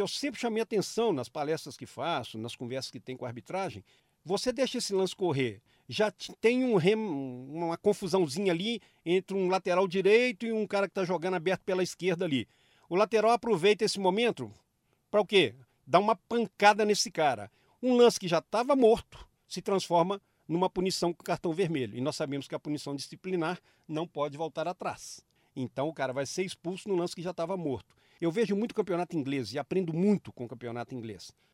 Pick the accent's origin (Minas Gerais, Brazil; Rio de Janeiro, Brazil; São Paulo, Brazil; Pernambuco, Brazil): Minas Gerais, Brazil; como mineiro